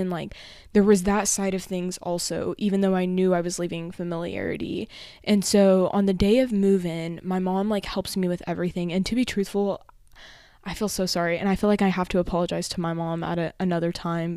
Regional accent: Amarillo, Texas, United States; moved away as an adult; now in College Station, United States; my actual home, which is in Amarillo, or my hometown

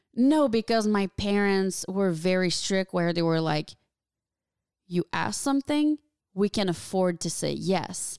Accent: small town near Valleyfield, Quebec, Canada; moved away as an adult; now in Los Angeles, United States; there's my hometown, which is, like, what, forty thousand people

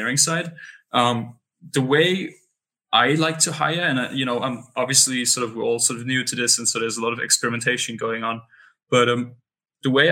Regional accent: Berlin, Germany; moved away as an adult; now in Lisbon, Portugal; I come from Berlin, which is sort of, you know, the capital of Germany.

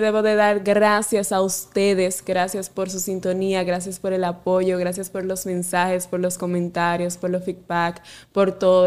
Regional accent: Salcedo, Hermanas Mirabal, Dominican Republic; directamente desde mi pueblo Salcedo

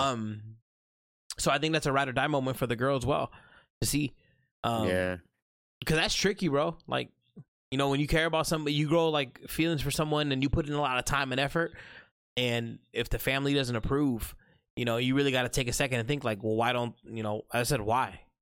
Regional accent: United States; Middle Eastern blood in me. Um, proud Muslim, but I'm born and raised in America.

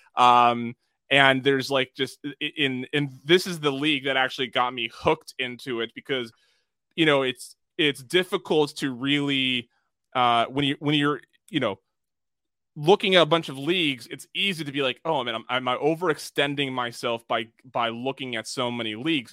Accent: United States

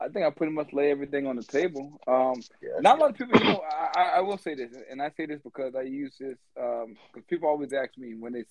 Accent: the South, United States; We're from the South

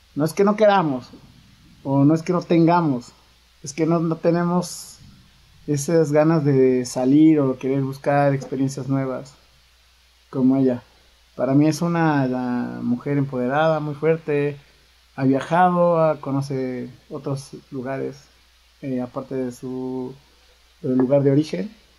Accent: Puebla, Mexico; nosotros los poblanos tenemos una conexión fuerte por la cumbia

